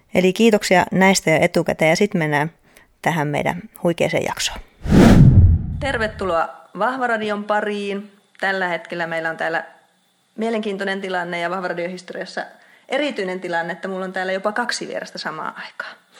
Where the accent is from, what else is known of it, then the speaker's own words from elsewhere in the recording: Outokumpu, North Karelia, Finland; also born or lived in Joensuu; Outokummussa, eli mun kotikaupungissa